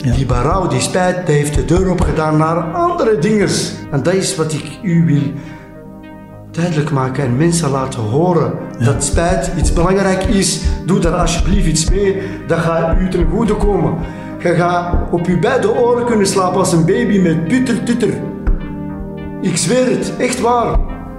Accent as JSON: {"language": "Dutch", "area": "Flemings", "region": "Flanders", "country": "Belgium", "said": "wij zeggen altijd Vlamingen"}